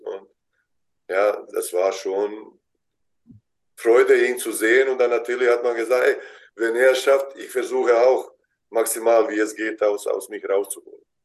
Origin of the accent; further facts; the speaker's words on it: Vareš, Zenica-Doboj Canton, Bosnia & Herzegovina; German is a second language; moved away as an adult; now in Germany; da wo ich ge geboren bin in Bosnien